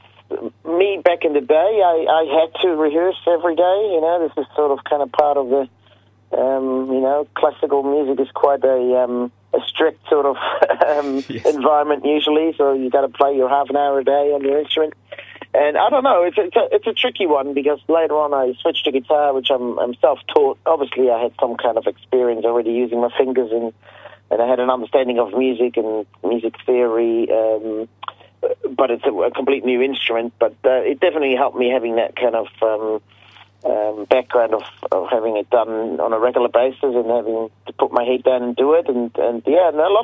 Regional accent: Switzerland; moved away as an adult; now in New Zealand; I'm originally from Switzerland. That's where I was born, and that's where I left till was in my late 20s.

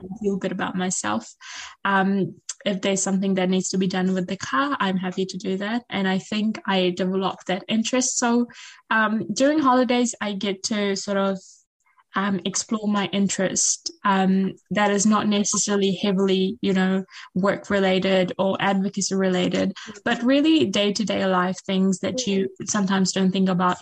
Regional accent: Fiji; moved away; back in my home country

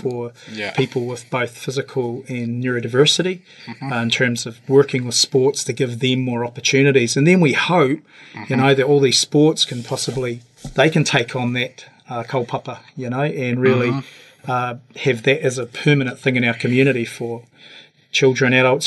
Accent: Invercargill, Southland, New Zealand; also born or lived in Hong Kong; I was born in Invercargill, actually, and grew up in the same house, mate, on Maud Street

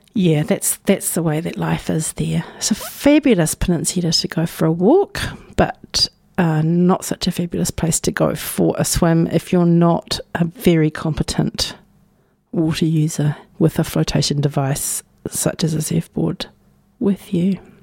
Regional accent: Napier, Hawke's Bay, New Zealand; now in Dunedin, New Zealand; I was born in Ahuriri on Te Ika Maui.

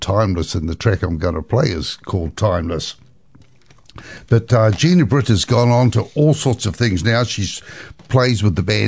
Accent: New Zealand; I came from New Zealand

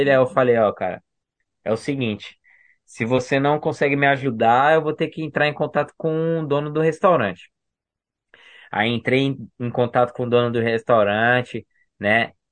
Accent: Brazil; Não é porque eu sou brasileiro que, que eu não sei minhas coisas aqui, entendeu?

